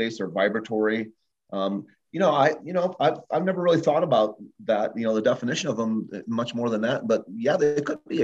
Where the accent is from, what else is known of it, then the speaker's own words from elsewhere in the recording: Illinois, United States; growing up in Illinois on a farm